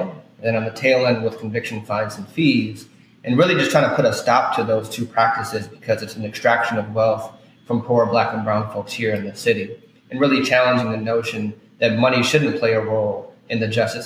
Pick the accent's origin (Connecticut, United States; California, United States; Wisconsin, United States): Wisconsin, United States; Milwaukee; moved away as an adult; also born or lived in Minnesota / New York / New Jersey; now in New Orleans, United States; I grew up in Milwaukee, Wisconsin